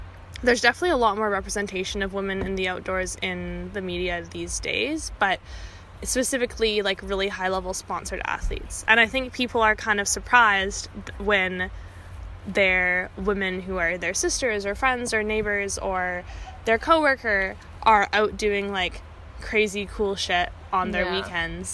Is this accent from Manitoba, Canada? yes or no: no; Vancouver, British Columbia, Canada; moved away as an adult; now in Kingston, Canada; I'm originally from Vancouver, but I live in Kingston, Ontario right now